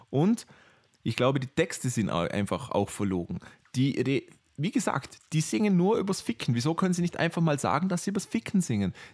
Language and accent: German; Vorarlberg, Austria; Bei uns in Vorarlberg, die Leute, die Vorarlberg nicht kennen, das ist das westlichste Bundesland in Österreich.